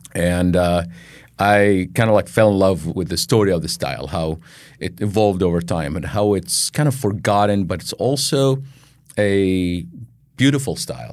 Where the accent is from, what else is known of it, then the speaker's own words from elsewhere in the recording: Baghdad, Baghdad Governorate, Iraq; moved away as an adult; now in United States; I was born in Baghdad, Iraq, um, grew up and, uh, grew up there, went to college and everything